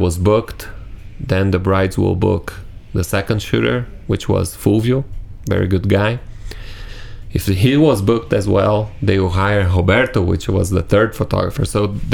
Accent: Brazil; English is a second language; I'm from Brazil, this amazing country in South America

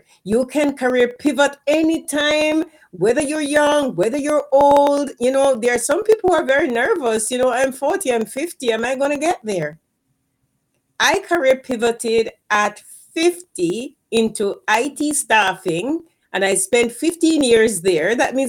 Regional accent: Jamaica; moved away as an adult; because when I came from Jamaica, I career pivoted to IT. Because when I came here, I was a professor at the university in Jamaica before I came here.

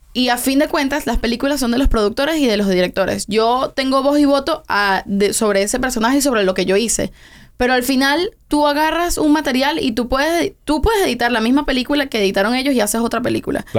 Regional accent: Venezuela; also born or lived in Tenerife, Spain; now in Miami, United States; yo nací en Tenerife, en España porque ellos estaban viviendo esa temporada en España, pero yo me fui, nos fuimos a Venezuela cuando yo tenía como un año. Entonces realmente yo me crié completamente en Venezuela

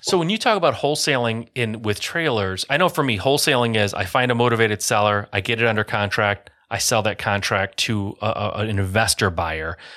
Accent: Michigan, United States; I grew up in Michigan in an area where, yeah, there was a negative connotation

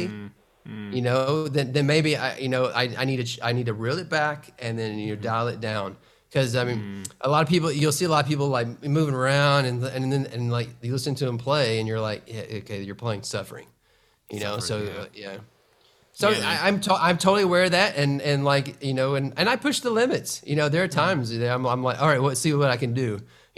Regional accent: Atlanta, Georgia, United States; my hometown in Atlanta

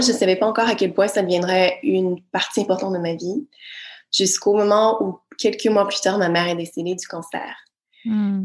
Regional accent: Quebec, Canada; moved away; je suis du Québec

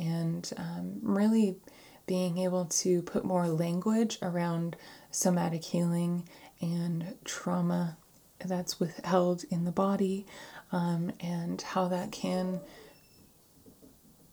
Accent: San Diego, California, United States; moved away; my hometown, San Diego

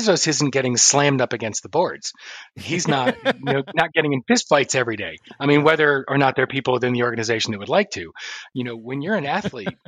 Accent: Atlanta, Georgia, United States; I'm from Atlanta

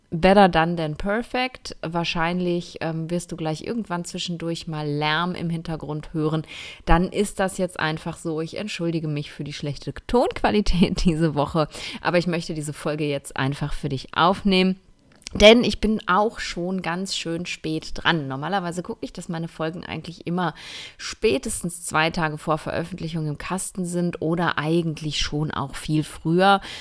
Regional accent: Essen, North Rhine-Westphalia, Germany; moved away; ich sitze gerade in einem Airbnb in meiner Heimatstadt in Essen

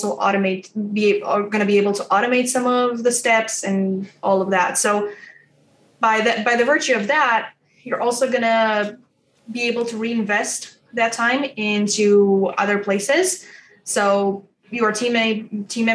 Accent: Romania; I'm from Romania and I work with the people overseas in the US

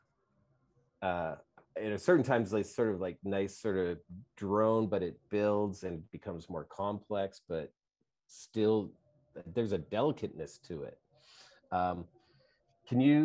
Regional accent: Edmonton, Alberta, Canada; I grew up in Edmonton

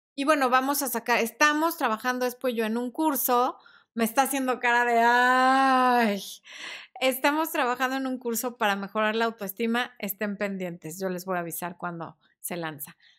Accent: Mexico; somos mexicanos

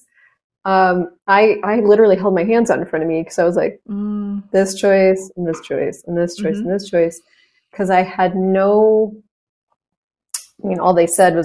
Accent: United States; I'm an American.

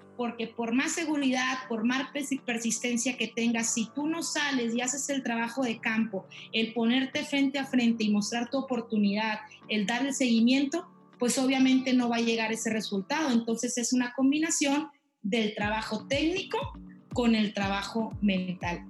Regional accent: La Paz, Baja California Sur, Mexico; now in Chihuahua, Mexico; Soy originaria de La Paz, Baja California Sur. Actualmente radico en Chihuahua

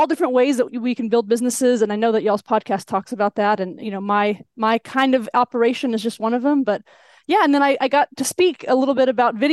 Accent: Texas-Mexico border, United States; moved away; I grew up on the Texas border, Mexico-Texas border. So I got the y'all authentically. And now I'm back

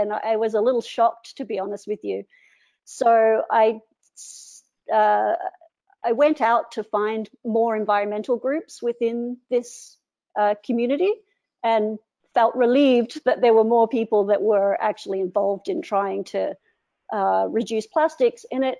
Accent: Cairns, Queensland, Australia; moved away as an adult; also born or lived in Canada; So I grew up in Far North Queensland, which is where I am right now, which is in Cairns.

